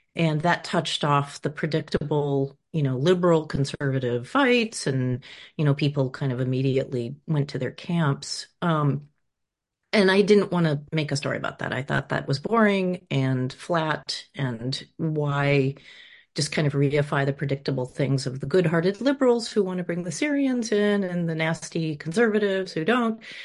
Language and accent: English; Rutland, Vermont, United States; moved away; also born or lived in Los Angeles, California, United States; We moved there from Los Angeles in the 70s when my idealistic parents thought we should get out of the um, de- you know, depraved city and moved to the countryside. And so we moved to this small town whose name always confounded us, Rutland